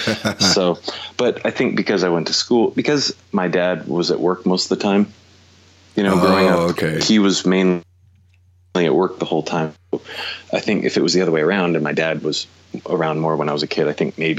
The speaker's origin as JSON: {"language": "English", "town": "Los Angeles", "region": "California", "country": "United States", "tie": "born or raised there"}